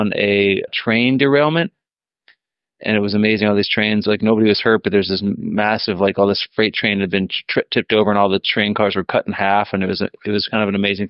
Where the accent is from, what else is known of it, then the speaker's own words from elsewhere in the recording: Minnesota, United States; I'm from Minnesota